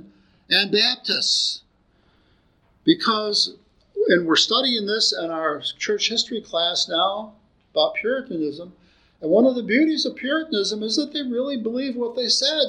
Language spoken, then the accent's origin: English; United States; as an American